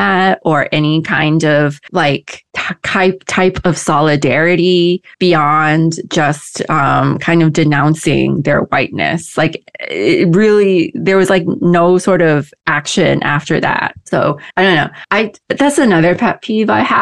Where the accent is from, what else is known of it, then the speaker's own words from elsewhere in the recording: Midwest, United States; moved away; I grew up in the Midwest